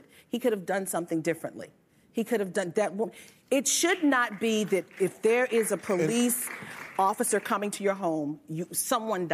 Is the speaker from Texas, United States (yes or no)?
no; Baltimore, Maryland, United States; my hometown of Baltimore